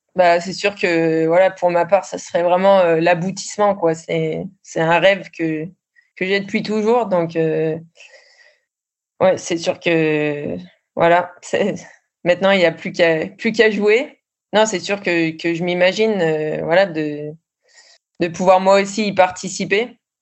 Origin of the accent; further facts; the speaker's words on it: France; moved away as an adult; also born or lived in Sweden; on est une Française